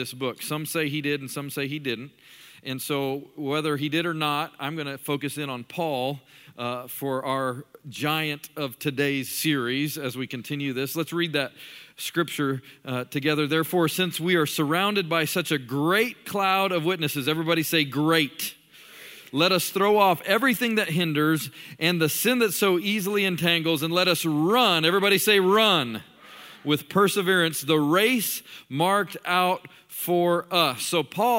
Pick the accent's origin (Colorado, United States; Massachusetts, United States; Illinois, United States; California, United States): Colorado, United States; Colorado Springs; moved away as an adult; now in Birmingham, United States; I'm actually from Colorado Springs, Colorado. I was in the towing and recovery business for really most of my life until I was almost 30 years old when I moved to Birmingham